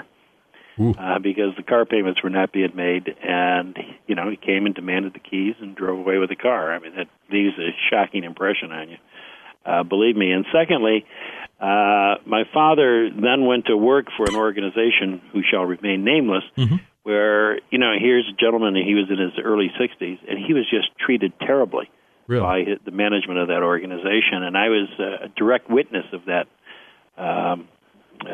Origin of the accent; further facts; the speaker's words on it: Rochester, New York, United States; I was born in Rochester, New York. I still live in Rochester, New York